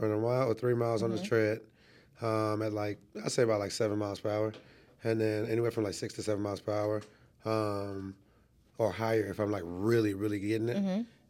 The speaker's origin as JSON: {"language": "English", "country": "Trinidad & Tobago", "tie": "born there", "also_born_or_lived": "Canada / New York / Florida / South Carolina", "said": "So I was born in Trinidad and Tobago. And I've lived a lot of places. I've lived in, as a child, I've lived in Canada, New York, Florida, South Carolina, and obviously Atlanta."}